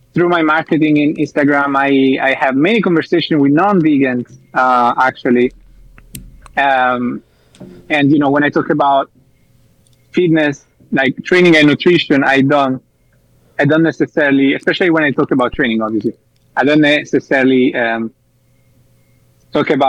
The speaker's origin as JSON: {"language": "English", "country": "Italy", "moved": "yes", "lives_now": "Spain", "said": "I'm from Italy"}